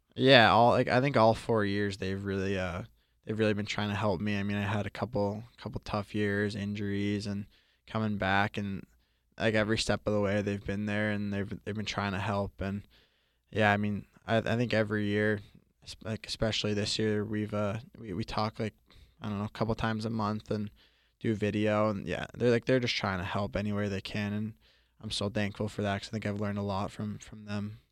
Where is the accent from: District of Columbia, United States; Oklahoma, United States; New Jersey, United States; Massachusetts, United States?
Massachusetts, United States; Boston; also born or lived in Florida; growing up in Boston